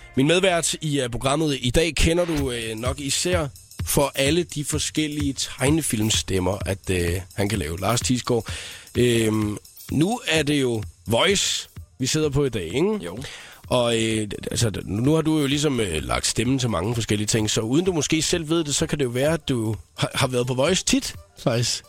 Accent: Southern Jutland, Southern Denmark, Denmark; jeg er jo indfødt sønderjyde

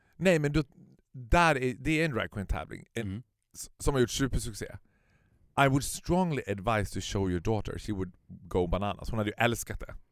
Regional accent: Stockholm, Stockholm County, Sweden; som stockholmare så har du alltid liksom den stockholmsglasögonen på dig

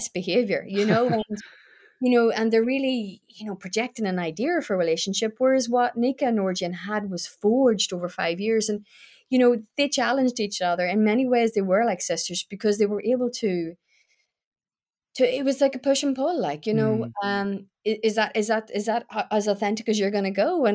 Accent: Newry, Northern Ireland, United Kingdom; I grew up in Newry

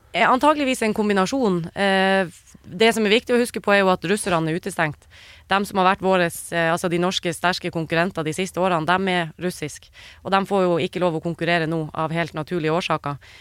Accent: Norway

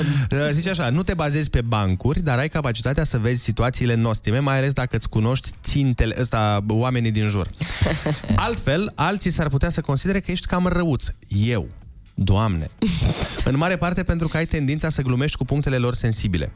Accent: Suceava, Suceava County, Romania; m-au făcut să mă simt mândru că sunt sucevean

